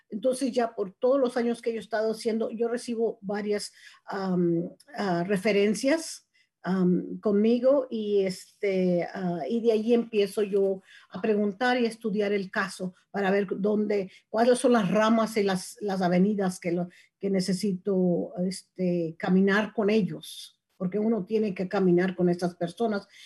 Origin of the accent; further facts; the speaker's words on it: Mexico; now in Marin County, United States; soy mexicana